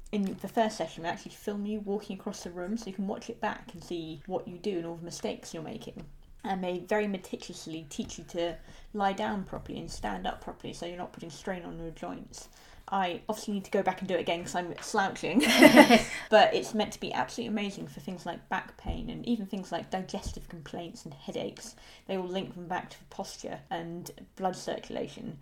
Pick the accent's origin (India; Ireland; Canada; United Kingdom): United Kingdom; London; as a Londoner